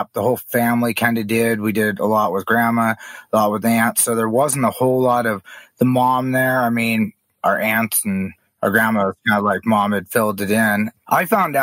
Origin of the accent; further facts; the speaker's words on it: Kalispell, Montana, United States; also born or lived in Blackfeet Reservation, Montana; Growing up, I grew up in Kalispell, Montana